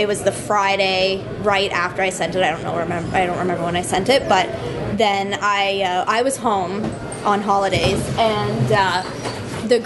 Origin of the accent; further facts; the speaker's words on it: Collingwood, Ontario, Canada; now in Guelph, Canada; I live in Guelph and I'm from Collingwood.